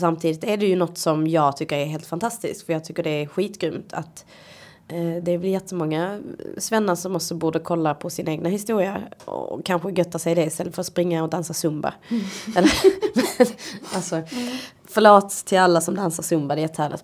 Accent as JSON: {"language": "Swedish", "country": "Sweden", "tie": "born or raised there", "said": "jag kommer ju inte från Sverige. Min, min historia finns ju inte här. Men jag är ju ändå uppvuxen här i ett extremt vitt svenskt samhälle"}